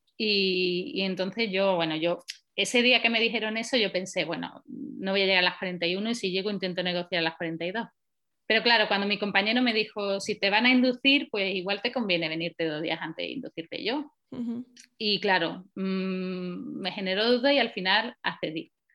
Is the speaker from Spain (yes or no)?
yes; Paradas, Andalusia, Spain; moved away as an adult; also born or lived in Valencia; now in Oslo, Norway; yo soy de Sevilla, de un pueblecito pequeño que se llama Parada y, he vivido allí muchos años